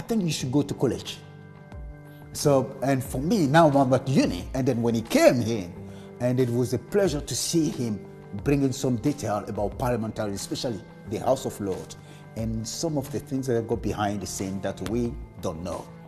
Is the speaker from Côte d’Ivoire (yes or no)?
yes; Côte d’Ivoire; accent: French; now in United Kingdom; I'm from Ivory Coast